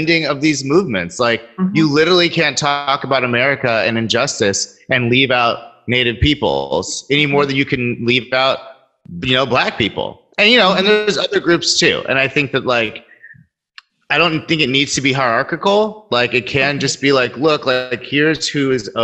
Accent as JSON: {"language": "English", "town": "Sacramento", "region": "California", "country": "United States", "tie": "born or raised there", "said": "growing up in Sacramento"}